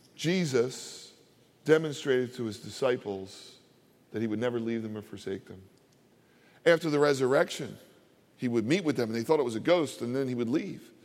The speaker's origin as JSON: {"language": "English", "town": "Philadelphia", "region": "Pennsylvania", "country": "United States", "tie": "born or raised there", "also_born_or_lived": "Delaware County, Pennsylvania / New Jersey", "said": "I grew up in Philadelphia."}